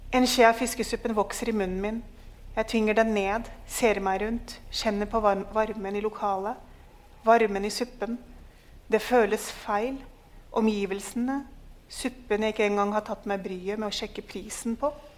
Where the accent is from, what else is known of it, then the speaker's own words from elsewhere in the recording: Norway; fordi jeg er en nordmann som alltid har tenkt ja, men hallo, altså du bor i Norge